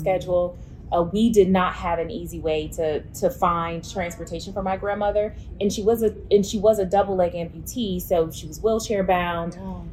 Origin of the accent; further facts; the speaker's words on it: Mississippi Delta, United States; now in Memphis, United States; I'm from Mississippi, uh, the Mississippi Delta to be exact